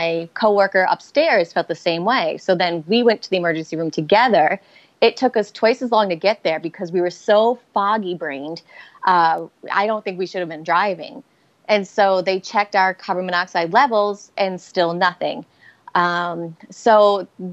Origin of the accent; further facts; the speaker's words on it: Rhode Island, United States; accent: Boston; now in Boston, United States; I'm from Rhode Island, but Boston and Rhode Island have very distinctive accents